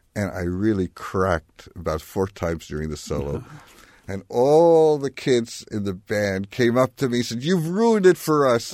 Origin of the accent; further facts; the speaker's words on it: New York, United States; I was born in Manhattan